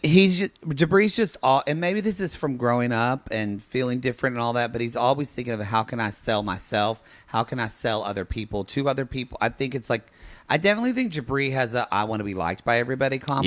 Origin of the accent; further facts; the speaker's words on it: Oklahoma, United States; moved away; I'm from Oklahoma